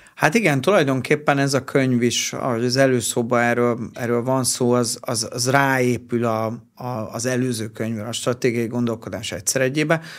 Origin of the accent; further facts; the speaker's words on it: Hungary; mi magyarok vagyunk